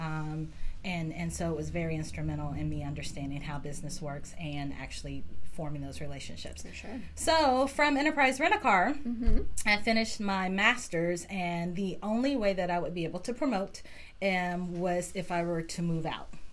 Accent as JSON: {"language": "English", "town": "Wichita", "region": "Kansas", "country": "United States", "tie": "born or raised there", "said": "born and raised in Wichita, went to Southeast High"}